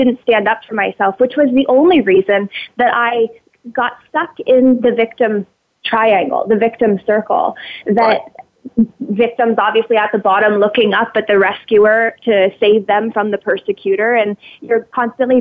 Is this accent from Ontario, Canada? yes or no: yes; Ontario, Canada; I grew up in Ontario on a tobacco farm and living next door to my grandparents